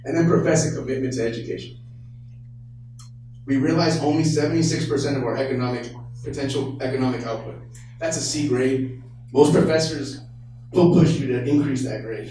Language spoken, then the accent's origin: English; Tracy, California, United States; also born or lived in Oakland, California; Born in Oakland, California, I was raised in Tracy by hardworking parents